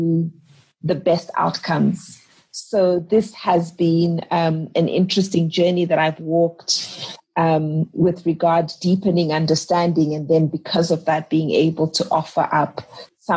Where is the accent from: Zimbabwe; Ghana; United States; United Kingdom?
Zimbabwe; Gweru, Midlands; now in Harare, Zimbabwe; I grew up in Gweru in Zimbabwe